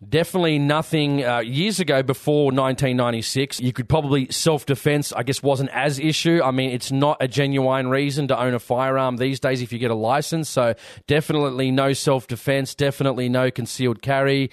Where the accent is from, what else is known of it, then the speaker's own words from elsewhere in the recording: Sydney, New South Wales, Australia; I'm from New South Wales, so from Sydney